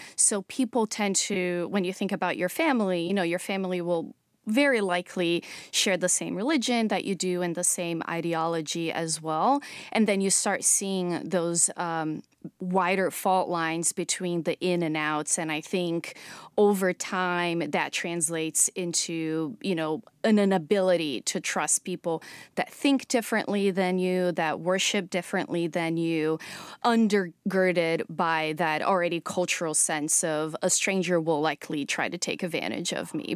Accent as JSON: {"language": "English", "region": "São Paulo", "country": "Brazil", "tie": "born or raised there", "moved": "yes", "said": "growing up in Brazil in the nineties"}